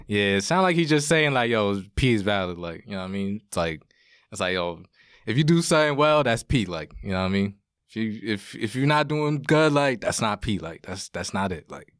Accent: Yonkers, New York, United States; growing up in Yonkers, in Woburn, two parents, and, uh, going to Saunders

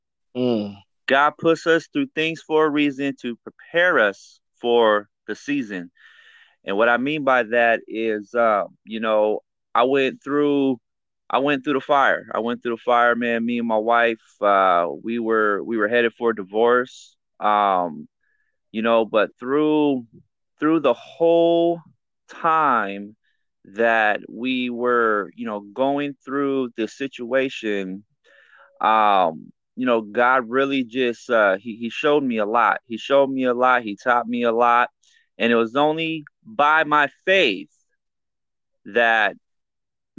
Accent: Riverside, California, United States; I was born and raised in Riverside, California

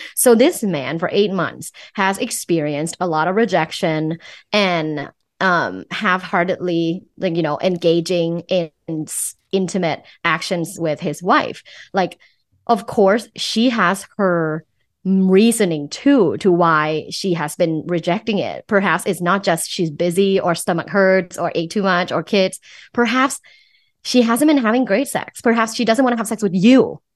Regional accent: Thailand; English is a second language; moved away; Thai. So, I'm originally from Thailand. I moved here for school

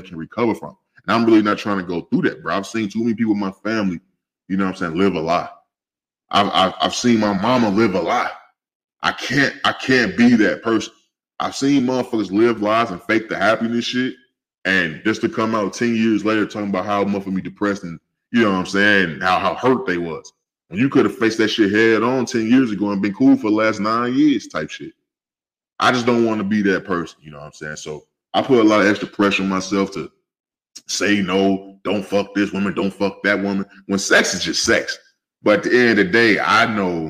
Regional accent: West Coast, United States; I'm from the West Coast

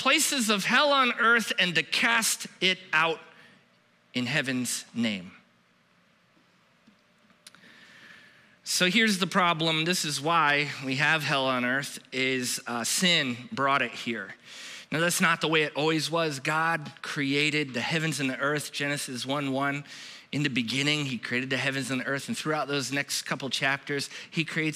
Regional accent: Florida, United States; we're from Florida

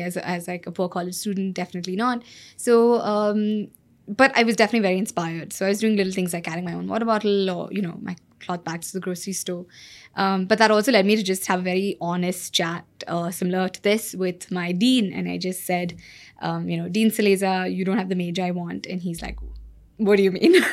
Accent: Bangalore, Karnataka, India; moved away as an adult; also born or lived in California; like any other good Bangalorean

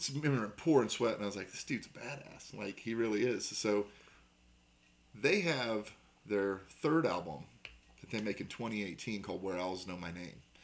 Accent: Southern Indiana, United States; we're from Southern Indiana

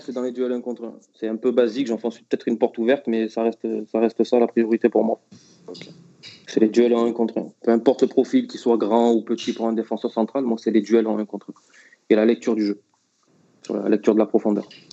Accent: Marseille, Provence-Alpes-Côte d'Azur, France; je suis Marseillais aussi

